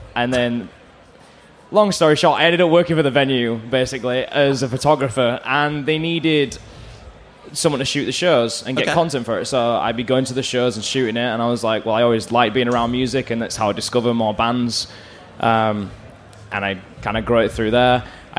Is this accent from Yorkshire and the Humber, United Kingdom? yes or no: yes; Bradford, Yorkshire and the Humber, United Kingdom; So I'm from Bradford.